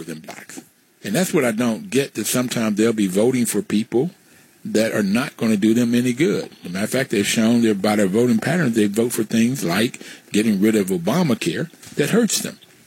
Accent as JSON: {"language": "English", "region": "West Virginia", "country": "United States", "tie": "born or raised there", "said": "I grew up in West Virginia, and the neighborhood I grew up in were black and white"}